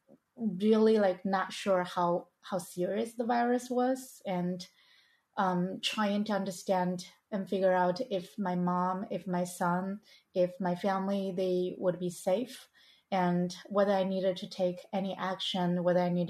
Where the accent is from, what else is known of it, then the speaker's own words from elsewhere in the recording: China; moved away as an adult; now in United States; I was born and I grew up in China